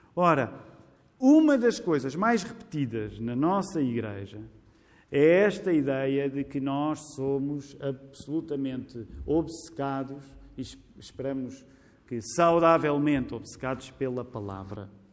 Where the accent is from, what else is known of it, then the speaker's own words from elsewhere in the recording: Portugal; somos portugueses Graças a Deus não somos só portugueses